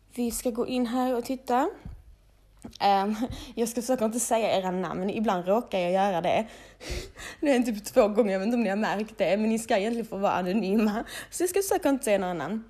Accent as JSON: {"language": "Swedish", "town": "Malmö", "region": "Skåne", "country": "Sweden", "tie": "born or raised there", "said": "vi är upp, födda och uppvuxna i Malmö, du vet, blattepar"}